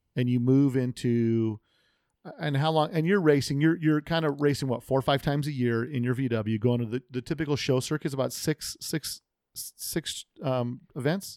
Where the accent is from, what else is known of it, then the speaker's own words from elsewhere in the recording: United States; I grew up American, America. Amer- my parents were immigrants, but I'm American.